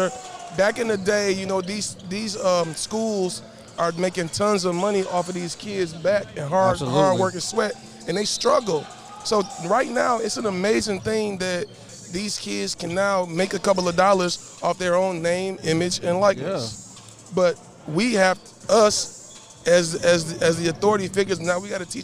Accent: Detroit, Michigan, United States; I come from Mack and Van Dyke. I come from humble beginnings like everybody else

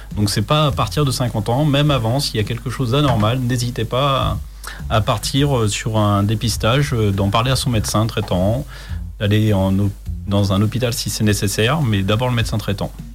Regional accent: Chartres, Centre-Val de Loire, France; moved away as an adult; je ne suis pas originaire d'ici. Je suis de Chartres, en Eure-et-Loire.

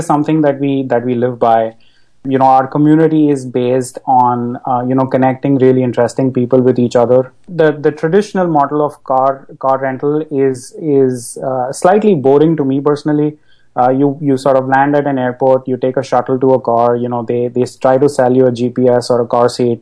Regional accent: Mumbai, Maharashtra, India; moved away as an adult; now in United States; I grew up in Bombay, and moved to the US about a decade ago to study.

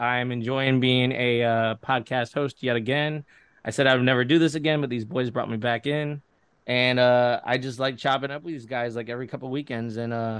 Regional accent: Florida, United States; also born or lived in New York; I'm part Puerto Rican, part Italian, part Slovakian, so that means I'm a big mutt. I was born in New York, live almost my entire life in Florida. I'm in Central Florida right now in Claremont. I am 40-something-something.

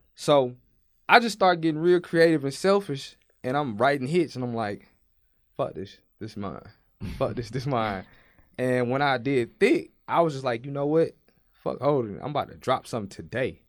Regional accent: Brookshire, Texas, United States; I'm from Houston. Well, I'm from Brookshire, Texas, which is a small town that's outside of Houston

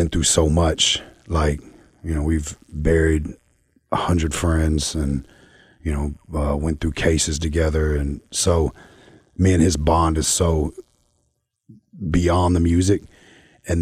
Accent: the South, United States; I'm from the South

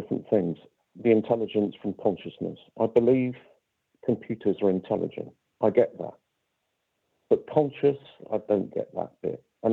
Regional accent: High Wycombe, South East England, United Kingdom; my hometown of High Wycombe

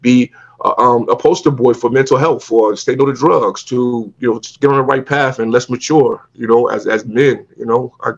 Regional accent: Long Beach, California, United States; I come from Long Beach, you know, in the hood, and it's really a gang affiliated hood

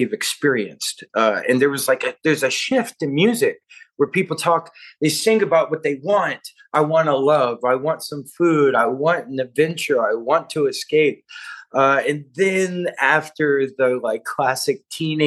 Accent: Nashville, Tennessee, United States; I grew up right outside of Nashville in a just real kind of hillbilly poverty

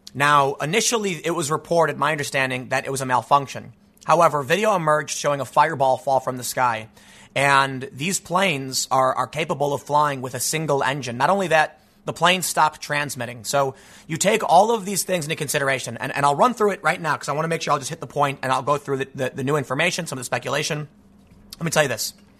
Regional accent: United States; as an American

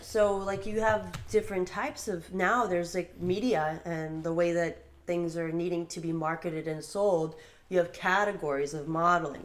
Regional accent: Burbank, California, United States; I was born and raised in Burbank, California, but um, I'm first generation American

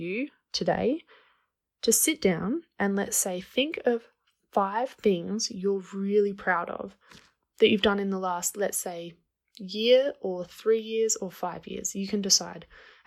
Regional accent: Australia; moved away as an adult; now in Guatemala; I'm from Australia, but I live in Guatemala.

